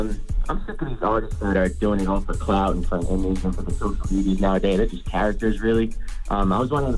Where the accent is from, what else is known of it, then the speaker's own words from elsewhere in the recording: New York, United States; I go by Third Wave. I'm from Long Island.